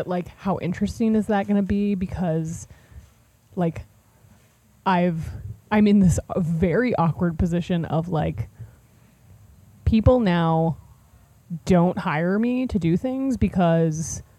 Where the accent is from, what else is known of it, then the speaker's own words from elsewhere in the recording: Cincinnati, Ohio, United States; Like, I'm just gonna be like, hi, I'm 24 years old. I'm from Cincinnati, Ohio. I really like letters.